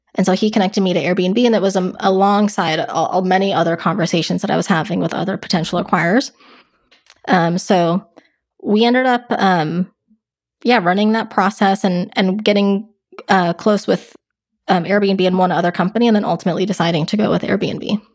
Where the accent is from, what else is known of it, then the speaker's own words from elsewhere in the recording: Westchester, New York, United States; moved away as an adult; also born or lived in Los Angeles, California; now in California, United States; I grew up right outside New York in a county called Westchester, um, but actually even before that, I actually lived in California. So I lived in L A until about fourth grade and then moved to New York